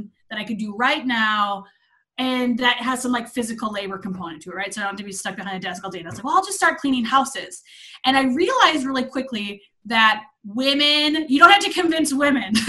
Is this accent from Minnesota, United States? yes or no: yes; Minnesota, United States; moved away as an adult; I'm actually from Minnesota. I lived there my whole life